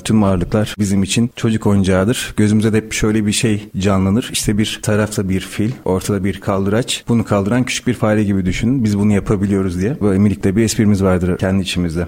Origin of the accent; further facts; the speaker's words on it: Malatya, Turkey; Malatyalıyım. seksen dokuz Malatya doğumluyum.